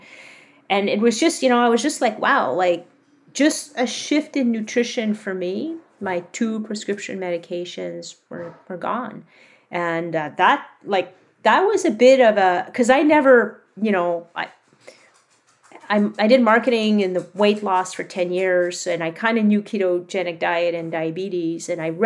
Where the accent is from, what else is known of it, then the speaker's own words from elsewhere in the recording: Quebec, Canada; I grew up in Quebec